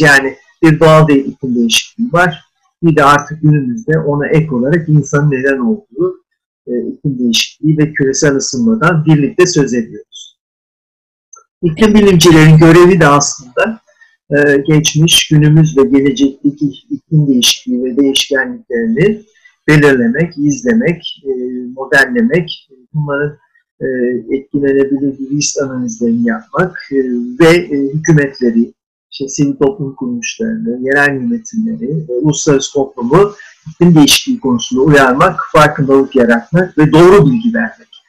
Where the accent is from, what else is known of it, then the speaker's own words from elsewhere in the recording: Hakkari, Hakkari Province, Turkey; 23 e, Haziran 1957 Hakkari doğumluyum.